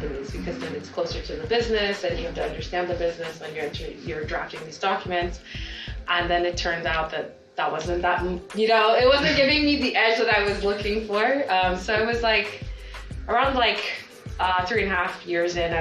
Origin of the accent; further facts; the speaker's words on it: Texas, United States; born or raised there; also born or lived in Nigeria